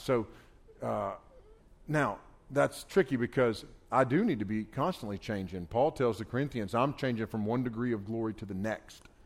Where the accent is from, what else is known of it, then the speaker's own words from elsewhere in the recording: United States; I grew up on the Pigeon River, not far from here. I grew up right on the Pigeon River